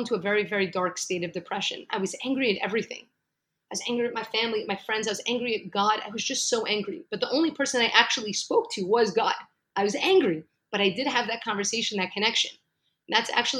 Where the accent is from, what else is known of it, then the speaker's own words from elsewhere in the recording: New York City, New York, United States; moved away as an adult; now in Jerusalem; So actually, I'm from New York, from Brooklyn, New York. I've lived there for 35 amazing years